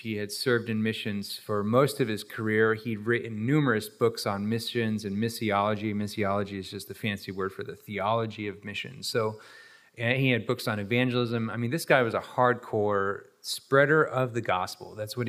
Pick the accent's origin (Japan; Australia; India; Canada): Japan; Roger Greenway is the reason that I grew up in Japan, because he was a missionary.